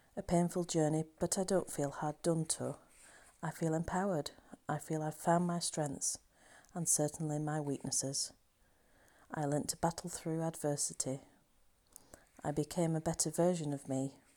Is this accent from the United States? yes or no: no; Halifax, Yorkshire and the Humber, United Kingdom; my hometown of Halifax